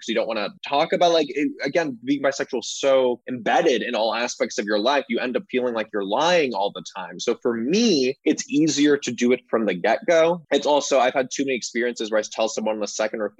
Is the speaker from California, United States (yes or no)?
yes; Los Angeles, California, United States; accent: Valley girl; moved away as an adult; now in New York, United States; I was born and raised in Los Angeles. I'm a Valley boy, and I do have a slight Valley girl accent